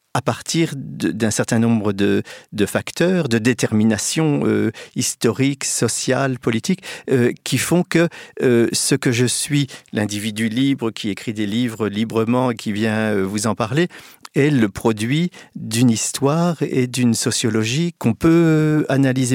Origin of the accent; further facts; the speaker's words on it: Reims, Grand Est, France; je suis né à Reims euh, euh, le, dans les années 50